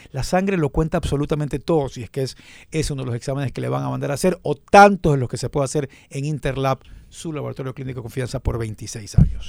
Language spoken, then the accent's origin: Spanish; Ecuador; somos ecuatorianos